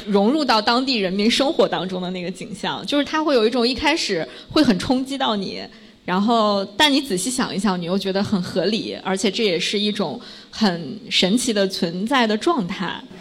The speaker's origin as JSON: {"language": "Chinese", "town": "Xingtai", "region": "Hebei", "country": "China", "tie": "born or raised there", "moved": "yes", "lives_now": "Beijing, China", "said": "我作为河北人，我之前都不知道这些地方。 我是河北邢台"}